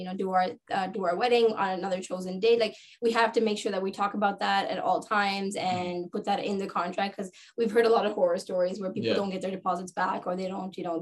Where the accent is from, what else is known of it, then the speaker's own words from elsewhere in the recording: Sri Lanka; now in Canada; I'm from Sri Lanka.